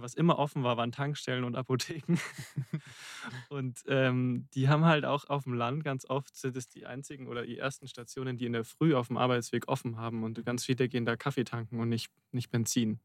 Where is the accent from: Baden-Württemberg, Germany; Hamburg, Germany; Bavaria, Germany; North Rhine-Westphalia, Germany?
Bavaria, Germany; Rosenheim; in Rosenheim in meiner Heimatstadt